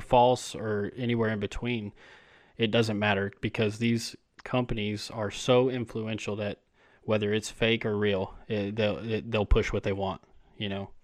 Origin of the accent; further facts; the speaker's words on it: Texas, United States; I'm from Texas